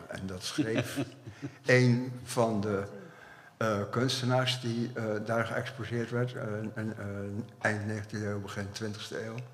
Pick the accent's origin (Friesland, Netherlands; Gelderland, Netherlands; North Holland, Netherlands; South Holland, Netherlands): South Holland, Netherlands; Dordrecht; we komen allemaal uit Dordrecht. Het werk is in Dordrecht gemaakt.